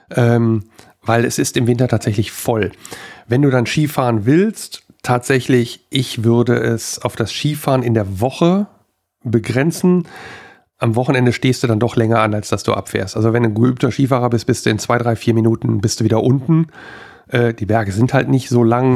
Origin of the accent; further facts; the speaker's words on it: Wuppertal, North Rhine-Westphalia, Germany; in meinem Heimatort hier, wir hatten, äh, da wo ich groß geworden bin